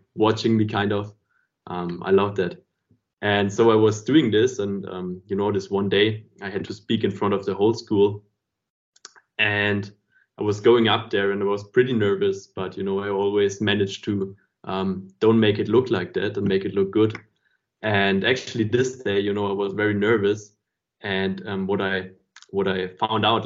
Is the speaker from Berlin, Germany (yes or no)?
no; Stuttgart, Baden-Württemberg, Germany; I was growing up in Stuttgart